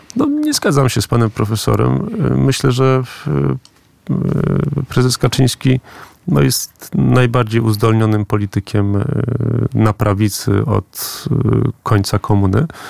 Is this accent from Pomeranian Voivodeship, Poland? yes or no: yes; Gdańsk, Pomeranian Voivodeship, Poland; ja jestem z, z Gdańska, z Pomorza